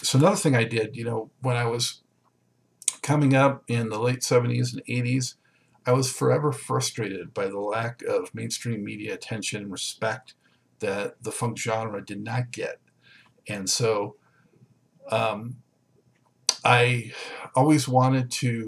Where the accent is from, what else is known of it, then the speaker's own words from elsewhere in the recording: Southern California, United States; I'm from Southern California